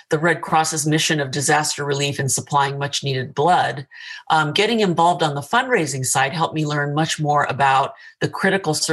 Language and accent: English; California, United States; also born or lived in Tokyo, Japan; I grew up in Tokyo and in Southern California, and I attended college at Long Beach State.